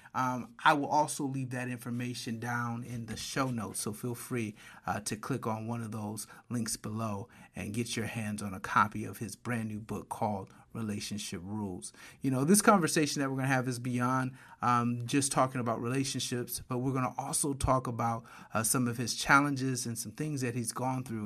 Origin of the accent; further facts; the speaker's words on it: Flint, Michigan, United States; moved away as an adult; also born or lived in Detroit metro area, Michigan; now in Atlanta, United States; I'm from Michigan. Spent a lot of time, uh, most of my adult career in the Detroit metro area, but grew up in Flint